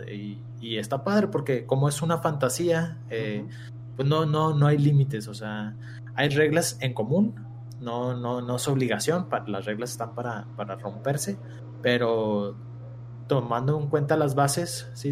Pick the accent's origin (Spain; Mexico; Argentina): Mexico; somos mexicanos